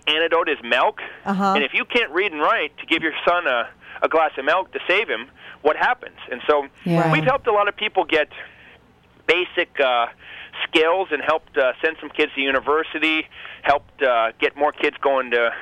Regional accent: Montana, United States; also born or lived in Costa Rica; I'm from Montana, and I live very close to Yellowstone Park.

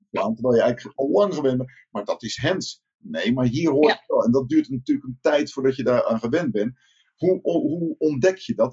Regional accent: Rotterdam, South Holland, Netherlands; Ik, ik kom uit Rotterdam

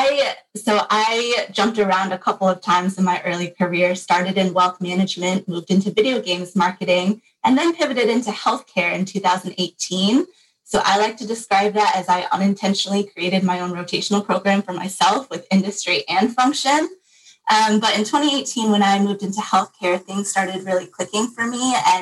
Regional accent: Michigan, United States; Grew up in Michigan

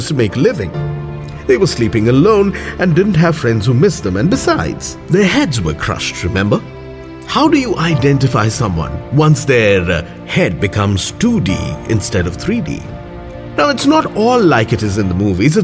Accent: Kolkata, West Bengal, India; my hometown, Kolkata

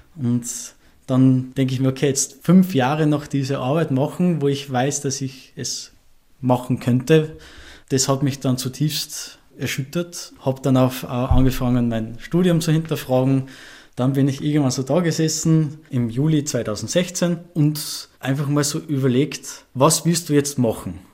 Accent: Ebensee, Upper Austria, Austria; now in Vienna, Austria; meiner Heimat in Ebensee

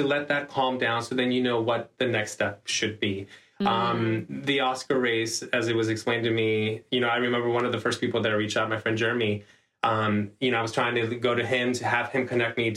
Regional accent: Panama; I'm from Panama

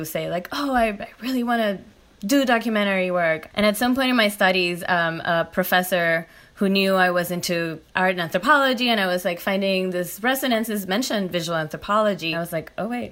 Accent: Puerto Rico; moved away as an adult; I'm from Puerto Rico and I did my undergrad there

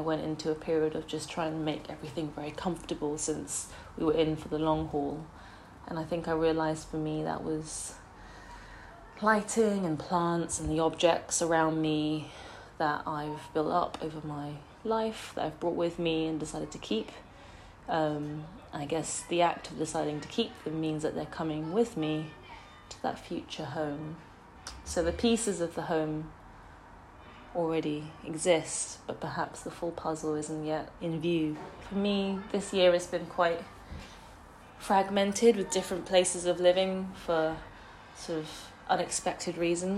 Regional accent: Singapore; now in London, United Kingdom; I grew up in Singapore and moved to London. I've studied outside of London, so I guess there's been lots of periods of moving between places

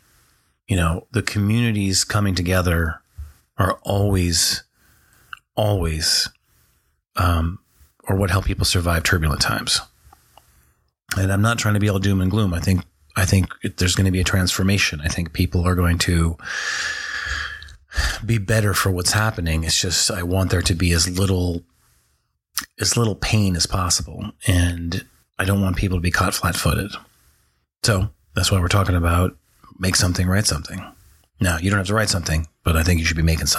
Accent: North Dakota, United States; I grew up in North Dakota.

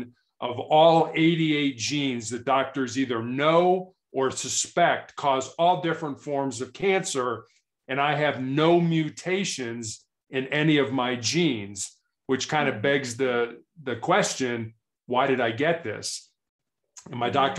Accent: Chicago, Illinois, United States; I was born and raised in Chicago, which is a large city in the United States.

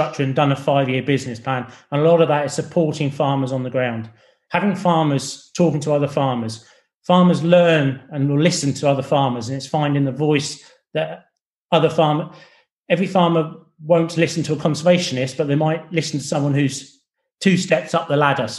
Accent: England, United Kingdom; accent: English; I'm English, I'm not from Scotland

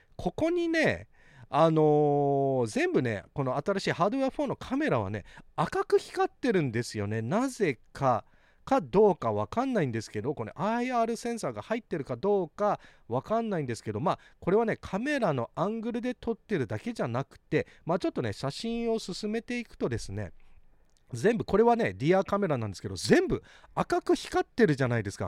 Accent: Hawaii, United States; also born or lived in Japan; ハワイ育ちのバイリンガル、テスラエバンジェリスト

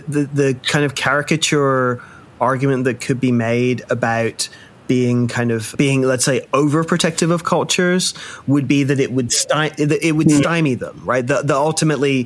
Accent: Birmingham, West Midlands, United Kingdom; I was born in Birmingham, England

